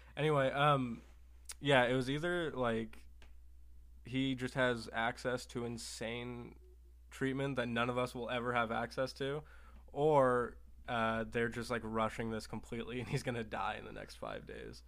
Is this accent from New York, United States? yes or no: no; Oregon, United States; also born or lived in Salem, Oregon / Bend, Oregon; I grew up in Oregon